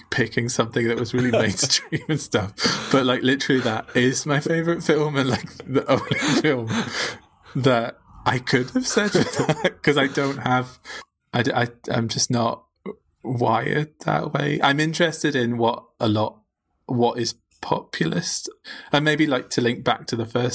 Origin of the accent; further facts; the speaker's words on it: Northumberland, North East England, United Kingdom; moved away as an adult; also born or lived in Glasgow; I grew up in Northumberland, kind of rural Northumberland